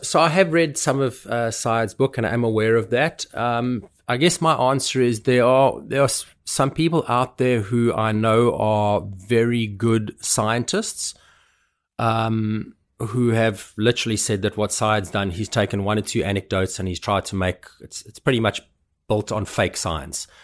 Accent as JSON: {"language": "English", "country": "South Africa", "tie": "born or raised there", "said": "having been brought up as a South African"}